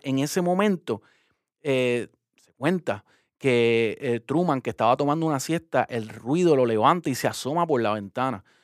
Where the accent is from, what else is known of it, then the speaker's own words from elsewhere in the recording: Puerto Rico; como puertorriqueño